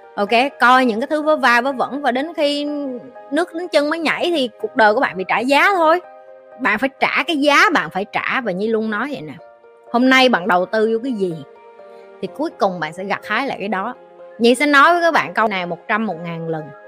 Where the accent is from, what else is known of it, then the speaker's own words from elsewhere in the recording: Vietnam; first language Vietnamese; chị là người Việt Nam